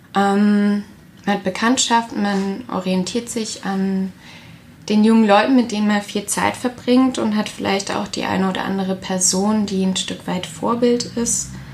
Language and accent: German; area of Rheinmünster-Söllingen, near Karlsruhe, Baden-Württemberg, Germany; moved away as an adult; now in Stuttgart, Germany; in der Gegend, wo ich herkomme, gab es auch ein aktives Nazi-Zentrum, das Röstle, in Rheinmünster-Söllingen.